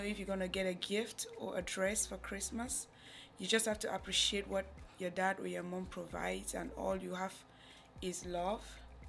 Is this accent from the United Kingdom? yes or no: no; Cameroon; now in United States; Growing up in Cameroon has been very hard.